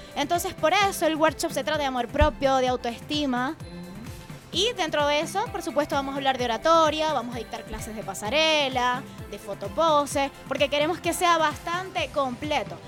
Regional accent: Venezuela; moved away as an adult; also born or lived in Chillán, Chile; now in Santiago, Chile; en Venezuela, bueno, tenía mi nombre, podía asistir a eventos sociales, tenía portadas de revistas, pero para nadie es un secreto que tú emigras

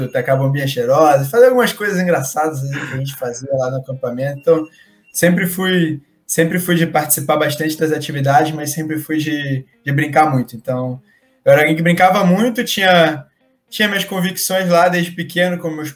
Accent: Rio de Janeiro, Brazil; a gente é do Rio de Janeiro, né

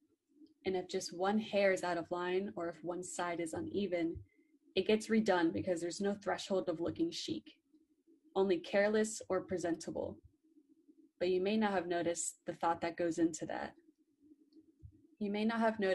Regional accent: Orlando, Florida, United States; I'm originally from Orlando, Florida

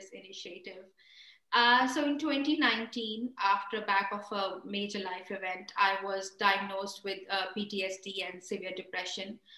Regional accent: India; moved away as an adult; now in United Kingdom; I was born and raised in India

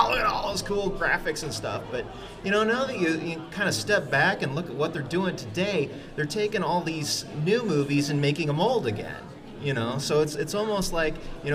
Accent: Hanna City, Illinois, United States; I'm from the Hanna City area. I'm a lifelong resident of Peoria

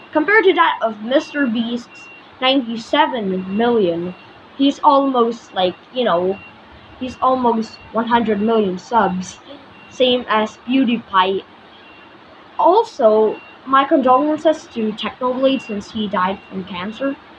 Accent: Philippines; I'm from the Philippines, so we have islands on the ocean

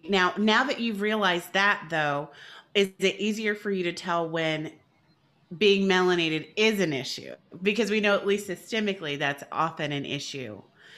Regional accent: Brooklyn, New York, United States; I'm from Brooklyn.

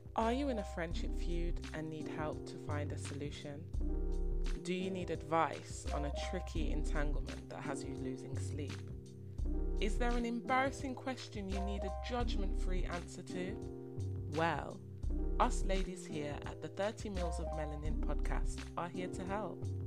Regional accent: Birmingham, West Midlands, United Kingdom; moved away as an adult; now in London, United Kingdom; I'm from Birmingham. You might hear the slight accent.

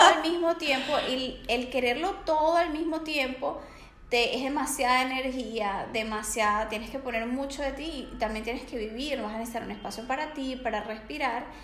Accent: Venezuela; moved away as an adult; now in Barcelona, Spain

